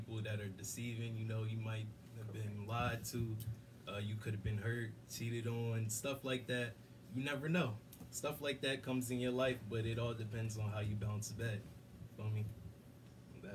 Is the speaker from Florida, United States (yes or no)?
no; Willingboro, New Jersey, United States; I'm from Willimboro, New Jersey.